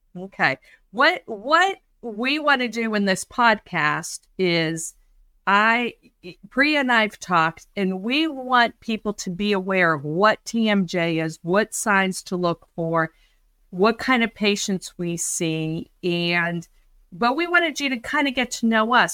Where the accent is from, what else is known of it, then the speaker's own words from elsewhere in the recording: Pittsburgh, Pennsylvania, United States; So I'm from Pittsburgh, Pennsylvania, and that's where I practice